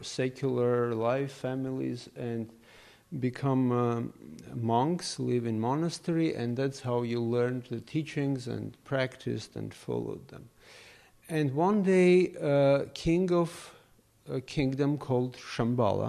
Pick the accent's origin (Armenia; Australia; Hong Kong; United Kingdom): Armenia; moved away as an adult; now in New York City, United States; I grew up in the Soviet Union, in Armenia